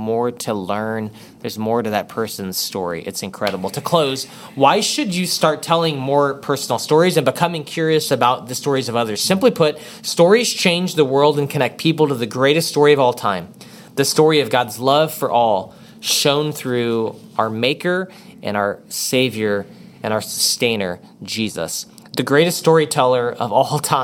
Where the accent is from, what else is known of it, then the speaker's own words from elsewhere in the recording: Texas, United States; I'm from Texas